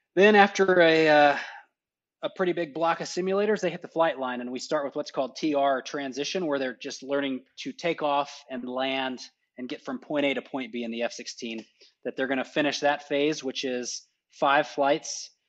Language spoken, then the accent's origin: English; Texas, United States; moved away as an adult; now in Alamogordo, United States; I grew up in Texas, went to college in Texas